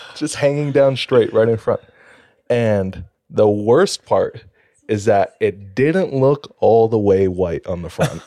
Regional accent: Hawaii, United States; I'm from Hawaii

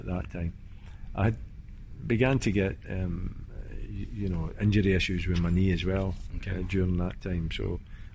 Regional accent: Scotland, United Kingdom; being Scottish

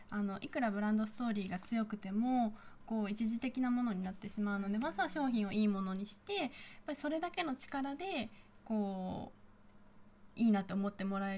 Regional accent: Peru; 特に私たちペルー人の女性は飾り付けが得意で日本人のスタッフは苦手なので、

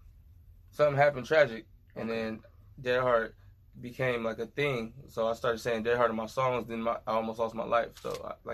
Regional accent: Oxnard, California, United States; I'm from Oxnard, California.

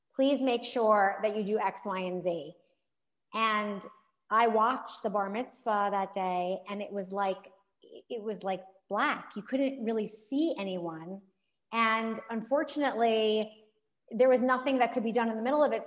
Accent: New York, United States; I am a New Yorker

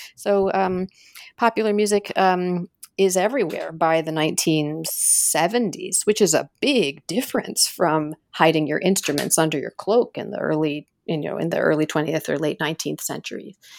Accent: United States; also born or lived in Iran / Ohio / New York City; now in Toronto, Canada; I lived in the United States ever since then

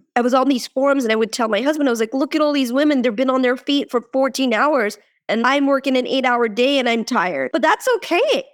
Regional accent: India; moved away; I was born in India

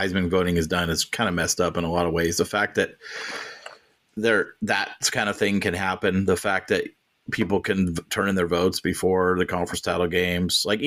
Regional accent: Oregon, United States; I grew up in Oregon. I've been here my whole life

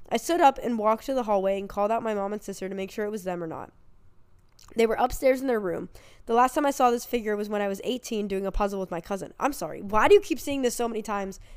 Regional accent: Jacksonville, Florida, United States; Back when I was eight or nine, I grew up in Jacksonville, Florida, and we learned at school that a classmate, Maddie, had gone missing.

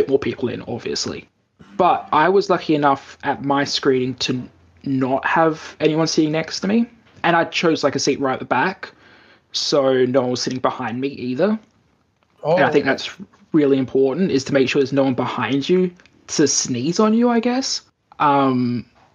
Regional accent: Australia; born or raised there; moved away as an adult; now in Japan

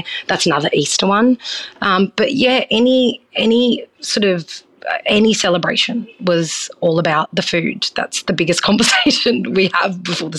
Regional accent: New South Wales, Australia; So I grew up on the Northern Rivers, so I had a very free sort of childhood, and my parents were very westernized. They're not very Italian, so they weren't very strict with us.

